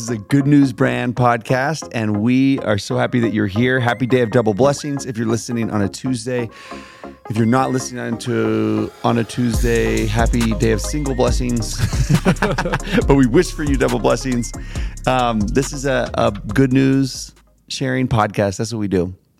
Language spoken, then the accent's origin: English; Smart, Texas, United States; Y'all, I'm from Smart, Texas.